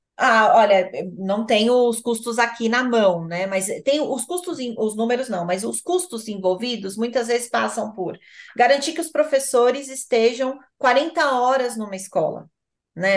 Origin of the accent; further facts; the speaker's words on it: São Paulo, Brazil; Eu sou de São Paulo